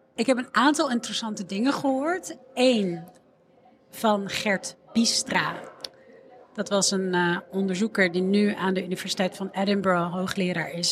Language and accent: Dutch; Amsterdam, North Holland, Netherlands; ik ben opgegroeid in Amsterdam Noord en ik zat op school in de Molenwijk